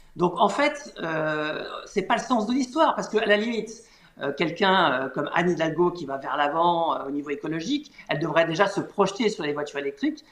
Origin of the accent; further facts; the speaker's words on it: Paris, Île-de-France, France; je suis parisien